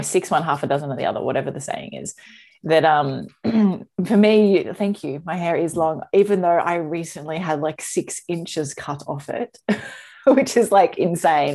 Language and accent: English; Australia; as an Aussie